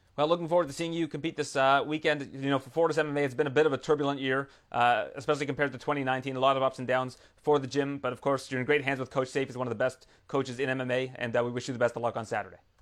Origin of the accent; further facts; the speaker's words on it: Canada; as a Canadian